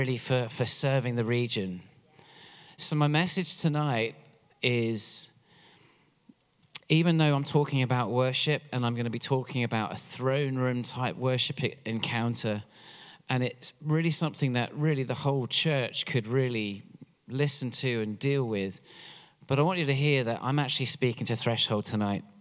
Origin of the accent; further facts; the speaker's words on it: England, United Kingdom; moved away as an adult; now in Pennsylvania, United States; I'm from England originally, which is why I have this funny accent.